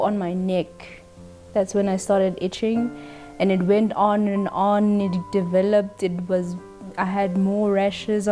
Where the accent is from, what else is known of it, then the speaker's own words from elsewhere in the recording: Pretoria, Gauteng, South Africa; I'm from Pretoria